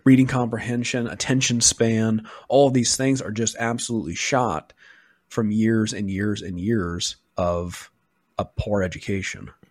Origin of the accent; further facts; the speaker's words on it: Western Oregon, United States; moved away; where I grew up, um, in Western Oregon